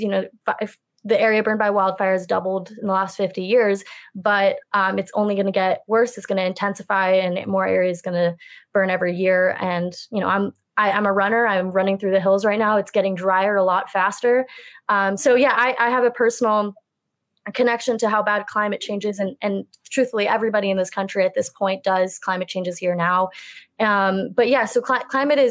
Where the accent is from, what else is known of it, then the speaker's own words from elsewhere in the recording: the Bay Area, California, United States; I grew up in the Bay